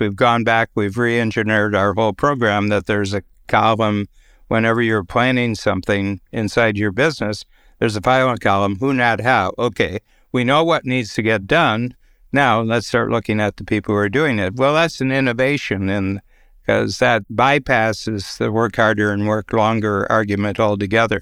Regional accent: Norwalk, Ohio, United States; now in Toronto, Canada; in my hometown in Ohio, Little Norwalk, Ohio

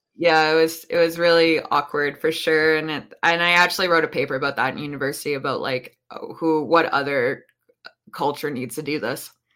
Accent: Banff, Alberta, Canada; I grew up in Banff

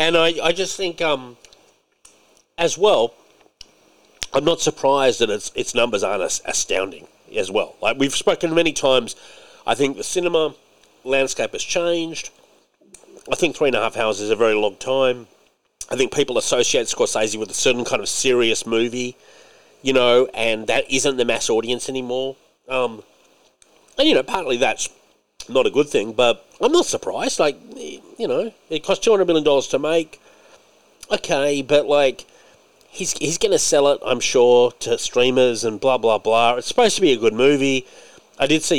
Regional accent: Scotland, United Kingdom; Because you are right, I'm Scottish too. And by the way, a lot of Scottish people, when they watch Braveheart, are like, fuck the English.

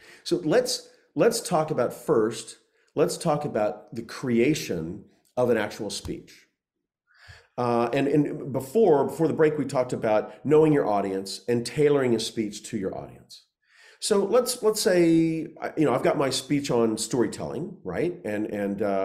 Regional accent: Oklahoma, United States; I grew up in Oklahoma

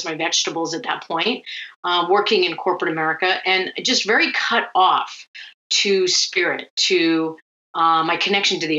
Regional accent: Cape Cod, Massachusetts, United States; moved away as an adult; also born or lived in Vietnam / San Francisco / Syracuse; I was born in Vietnam during the war. I luckily got airlifted out and adopted into a Finnish family that grows cranberries on Cape Cod

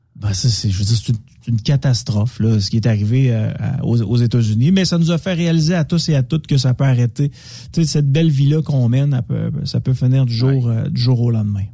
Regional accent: Quebec City, Quebec, Canada; J'étais, euh, chez nous à Québec.

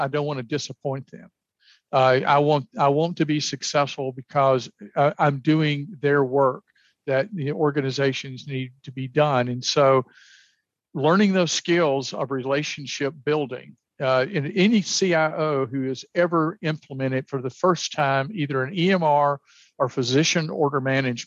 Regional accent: the South, United States; I was raised in the South

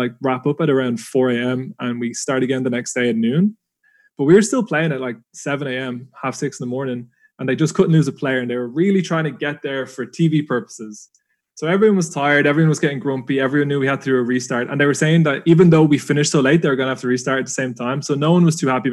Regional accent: Dublin, Leinster, Ireland; being an Irish lad, Dublin born, it was on my home turf

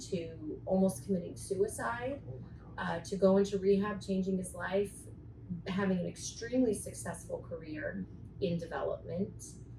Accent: Murrieta, California, United States; also born or lived in San Diego; I've always been back and forth between San Diego and Murrieta, but San Diego is my home.

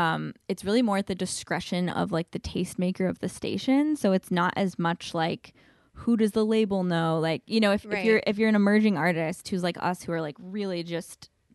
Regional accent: Knoxville, Tennessee, United States; now in Nashville, United States; I grew up listening to community radio stations in my hometown of Knoxville, Tennessee.

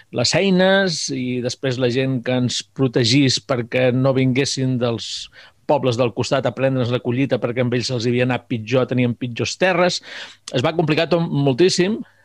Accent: Mallorca, Balearic Islands, Spain; moved away; also born or lived in Segur de Calafell, Catalonia; com a mallorquí sempre m'havia quedat la cosa de tornar a Mallorca

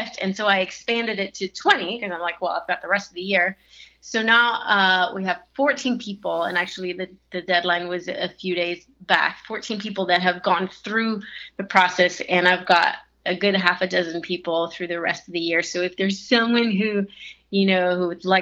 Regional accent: Italy; moved away; also born or lived in Switzerland, east of Geneva; I was born and raised in Italy, just above the Amalfi Coast, south of Rome and north of the Amalfi Coast

